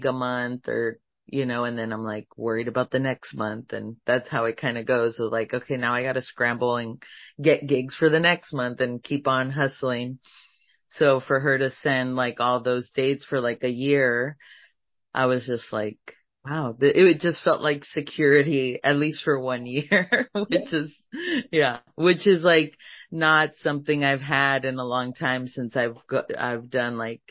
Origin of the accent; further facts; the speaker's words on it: Laredo, Texas, United States; I'm from Laredo